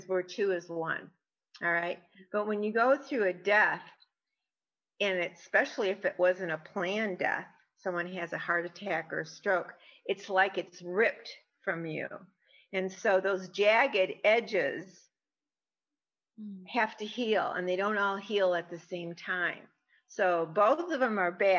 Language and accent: English; Michigan, United States; moved away as an adult; now in Arizona, United States; originally I'm from Michigan. I'm now in Arizona. I've been here for 30 some years